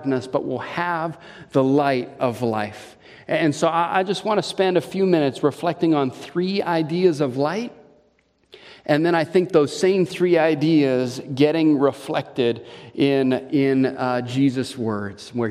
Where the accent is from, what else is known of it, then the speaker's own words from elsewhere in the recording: Hawaii, United States; now in Wisconsin, United States; my childhood growing up in Hawaii